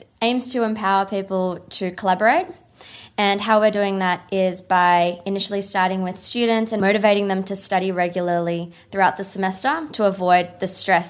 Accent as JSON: {"language": "English", "country": "Australia", "said": "I'm from Australia"}